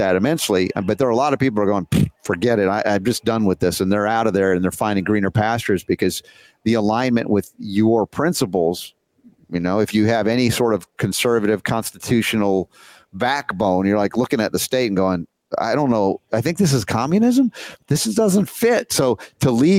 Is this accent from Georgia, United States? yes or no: yes; Georgia, United States; accent: Southern; also born or lived in New York City; I grew up 30 years in Georgia